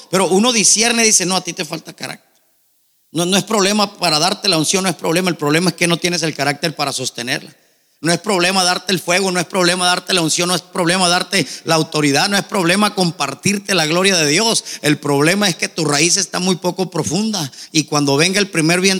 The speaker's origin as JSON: {"language": "Spanish", "town": "Nogales", "region": "Sonora", "country": "Mexico", "tie": "born there", "said": "Nací en Nogales, hermano, les he contado un poquito mi testimonio."}